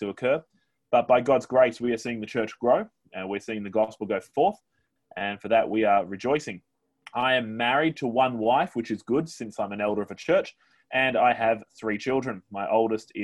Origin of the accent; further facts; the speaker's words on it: Australia; moved away as an adult; now in Newquay, United Kingdom; I'm an Aussie